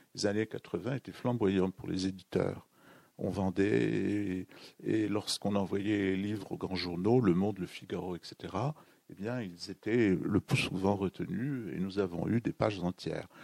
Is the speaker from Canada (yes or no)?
no; Béchar, Béchar Province, Algeria; moved away; mon enfance au Sahara